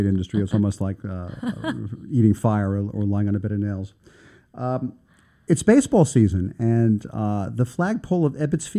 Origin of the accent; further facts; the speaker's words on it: New York City, New York, United States; also born or lived in East Village / East Harlem; I grew up in Manhattan Beach, which is the eastern end of Coney Island.